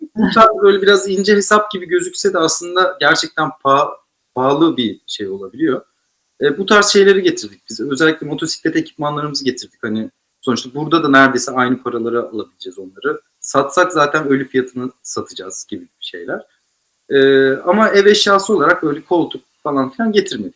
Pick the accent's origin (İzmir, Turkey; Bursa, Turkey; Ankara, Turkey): Bursa, Turkey; Ben bir de Bursa'da büyüdüm mesela, liseyi falan.